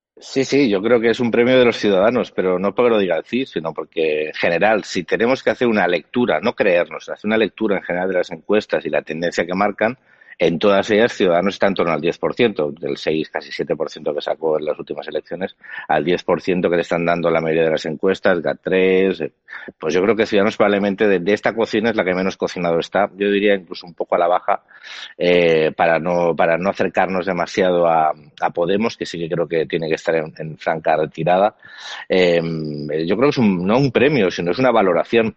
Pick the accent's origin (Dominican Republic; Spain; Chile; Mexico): Spain; yo como español